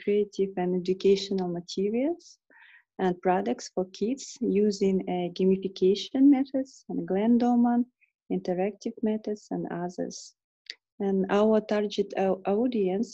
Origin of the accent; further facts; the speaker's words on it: Kyrgyzstan; also born or lived in England; I'm from Kyrgyzstan.